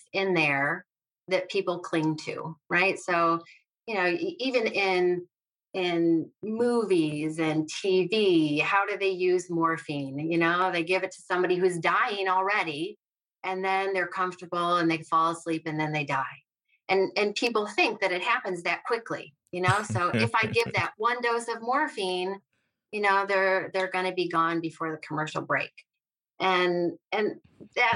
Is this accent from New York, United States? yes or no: yes; central New York, United States; I grew up in central New York. I have lived here my whole life